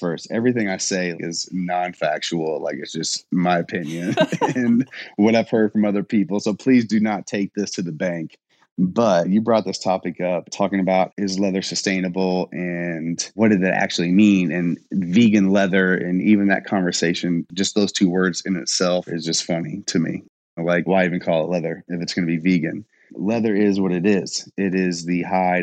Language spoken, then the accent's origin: English; Louisville, Kentucky, United States; also born or lived in Indiana; I am from Louisville, Kentucky. I lived on the Indiana side and kind of traveled back and forth